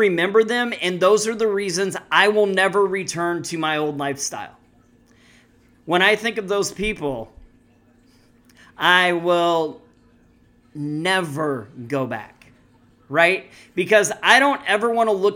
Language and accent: English; Missouri, United States; I'm from Missouri.